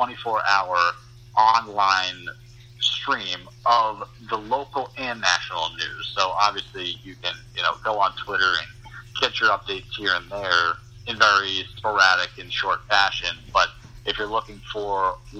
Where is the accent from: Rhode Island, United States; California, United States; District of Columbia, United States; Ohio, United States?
Rhode Island, United States; Providence; moved away as an adult; also born or lived in Great Falls, Montana / Asheville, North Carolina; now in Boston, United States; the vacancy opened up in my hometown, and my first introduction to television, WJR in Providence